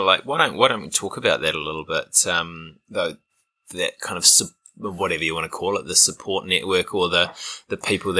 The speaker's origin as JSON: {"language": "English", "country": "New Zealand", "tie": "born or raised there", "said": "I grew up as a Kiwi near the ocean"}